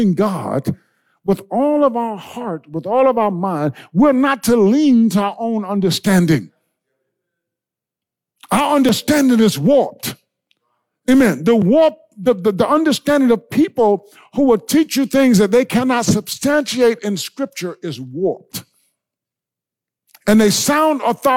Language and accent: English; Blair, South Carolina, United States; I grew up in Blair, South Carolina.